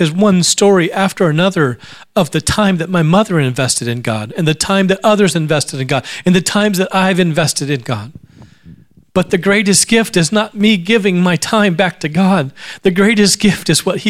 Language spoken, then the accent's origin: English; Alaska, United States; I grew up in Alaska